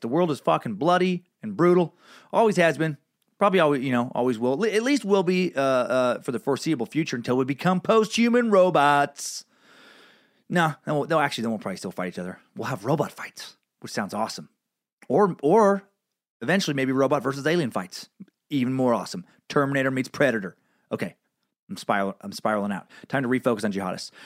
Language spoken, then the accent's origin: English; United States; as an American